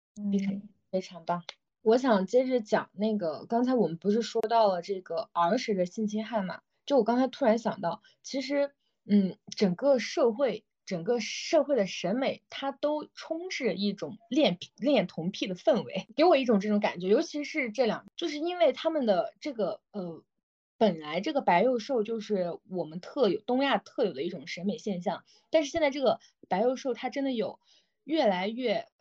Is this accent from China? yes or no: yes; Xinjiang, China; moved away; 我来自新疆嘛，我也是一个比较偏远的